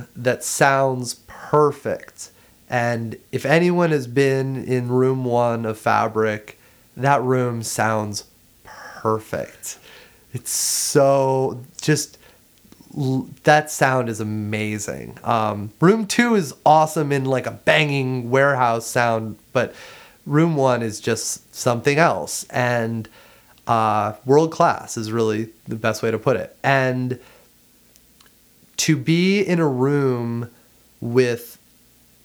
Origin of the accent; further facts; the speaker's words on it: Ohio, United States; moved away as an adult; also born or lived in North Carolina / London; I grew up in Ohio.